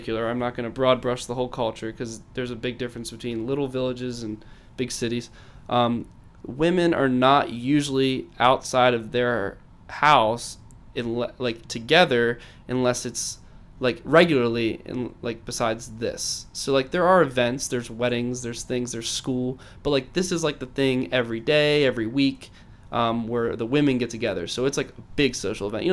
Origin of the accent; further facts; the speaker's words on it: United States; I'm an American